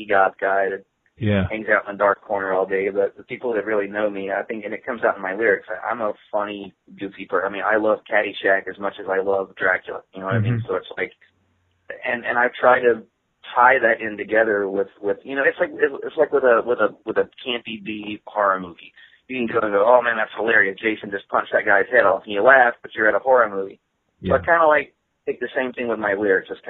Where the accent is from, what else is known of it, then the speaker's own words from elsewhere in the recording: the South, United States; I grew up in the South